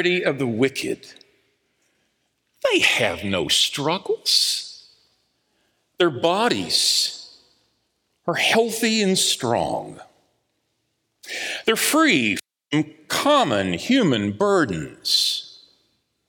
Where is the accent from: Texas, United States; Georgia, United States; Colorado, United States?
Texas, United States; Dallas; I grew up in Southeast Dallas, over on Alhambra Street, where all of the houses look the same